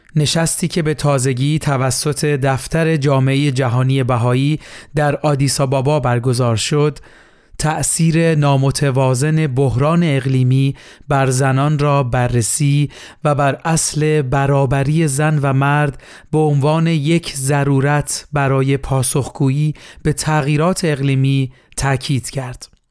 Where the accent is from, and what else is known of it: Iran